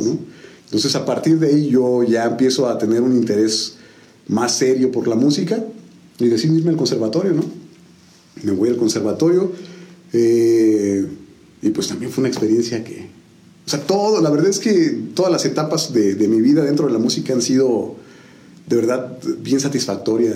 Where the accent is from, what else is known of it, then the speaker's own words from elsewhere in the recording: San Juan del Río, Querétaro, Mexico; also born or lived in Tequisquiapan; originario pues realmente soy sanjuanense, ¿no? Yo llegué a San Juan del Río un julio del 82, ¿no? Órale. Tengo 40 años, entonces pues 38 años en San